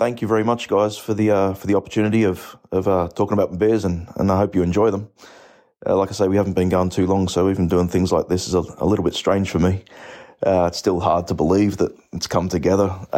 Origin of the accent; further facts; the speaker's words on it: Australia; moved away as an adult; now in Belfast, United Kingdom; You can probably tell from my accent, I'm not from Belfast, but originally from Australia, having settled here for about 13 years